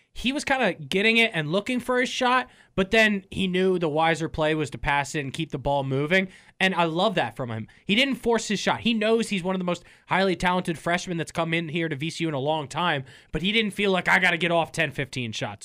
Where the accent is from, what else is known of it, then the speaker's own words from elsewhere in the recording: Northern Virginia, United States; growing up in Northern Virginia